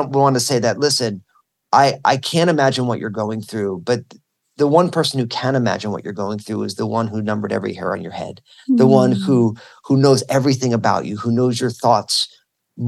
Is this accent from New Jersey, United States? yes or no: yes; New Jersey, United States; I went to Rutgers University in my home state of New Jersey.